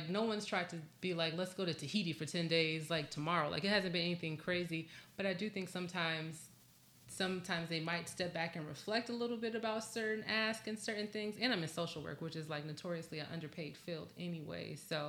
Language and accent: English; Southfield, Michigan, United States; I'm from Southfield.